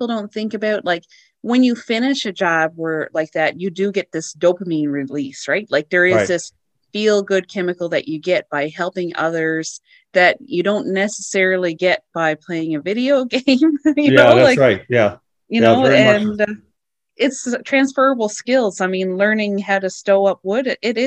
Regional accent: Newfoundland and Labrador, Canada; moved away; also born or lived in White Point / Fox Harbour; I grew up in Labrador

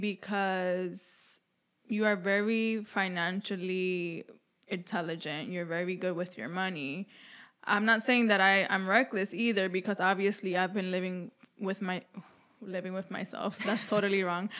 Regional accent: New York City, New York, United States; I was b-, born and raised in New York City, and I moved around the boroughs a lot

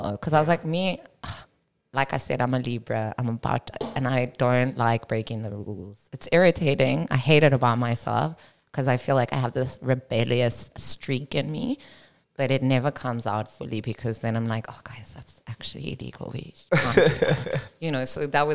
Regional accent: Cape Town, Western Cape, South Africa; also born or lived in Johannesburg, South Africa; I grew up in South Africa

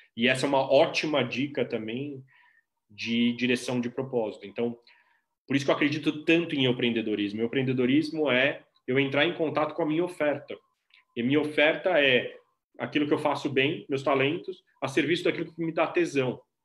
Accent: Brazil; eu sou brasileiro e também latino-americano e também cidadão do planeta

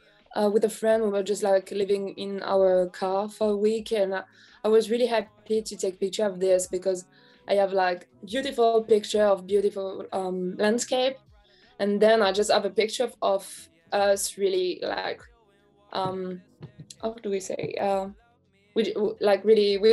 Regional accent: France; I'm from France. I'm in Paris right now.

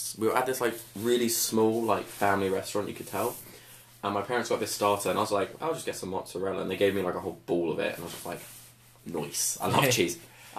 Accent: United Kingdom; yeah, we're British.

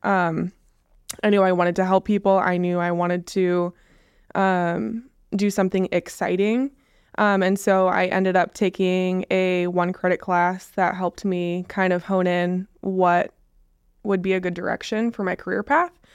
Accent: West Coast, United States; now in Onalaska, United States; we're from the West Coast.

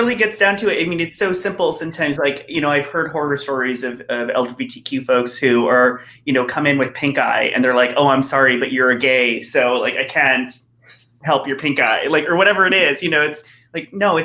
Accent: El Centro, California, United States; moved away; I'm from the El Centro, the Imperial Valley originally

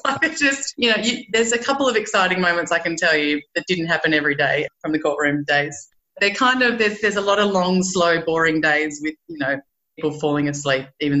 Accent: Sydney, New South Wales, Australia; also born or lived in London, United Kingdom / Newcastle, New South Wales; now in Umina Beach, Australia; I grew up in Sydney. So I grew up in Sydney, you know, for the first 28 years of my life. And then I did what most Aussies do, and I went up, chuffed off to London and had that 2-year working holiday

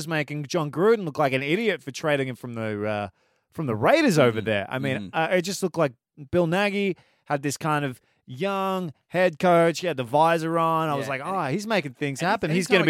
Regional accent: Melbourne, Victoria, Australia; Why should I give a shit? I'm some kid from Melbourne. Why does it matter? I love it.

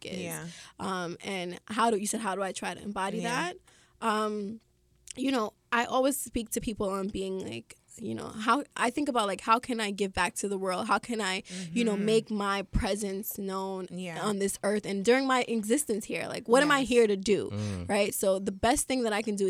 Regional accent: New York City, New York, United States; I grew up in Flatbush.

